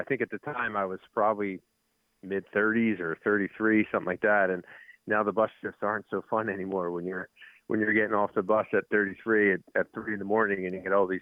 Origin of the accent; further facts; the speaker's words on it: Philadelphia, Pennsylvania, United States; I'm from Philly